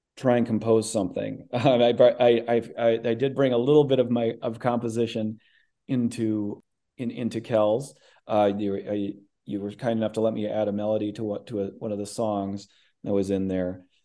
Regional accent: Midwest, United States; I grew up in the Midwest

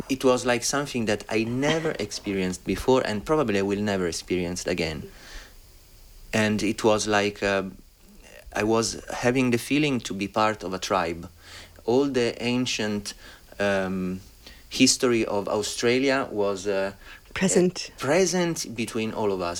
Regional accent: Rome, Lazio, Italy; also born or lived in Berlin, Germany; I've been like growing up in Rome, which is beautiful by itself

